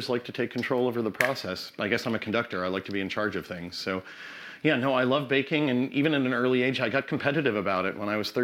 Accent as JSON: {"language": "English", "region": "New York", "country": "United States", "tie": "born or raised there", "moved": "yes", "lives_now": "Oregon, United States", "said": "I grew up in New York"}